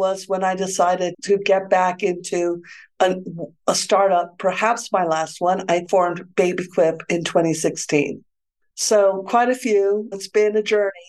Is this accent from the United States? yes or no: yes; Santa Fe, New Mexico, United States; moved away as an adult; also born or lived in Stanford, California / Alameda, California / San Francisco, California; I grew up in Santa Fe, New Mexico. That's where I am now